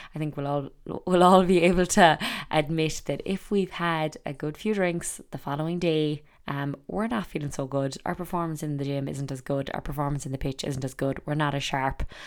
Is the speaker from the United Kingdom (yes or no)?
no; Ireland; growing up in Ireland